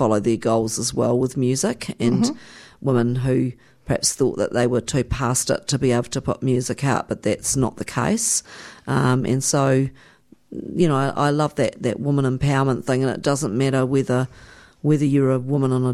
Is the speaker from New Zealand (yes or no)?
yes; New Zealand; I come from New Zealand